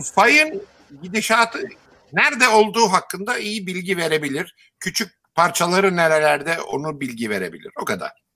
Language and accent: Turkish; Istanbul, Turkey; Yeşilköy'de ben Yeşilköy'de büyüdüm.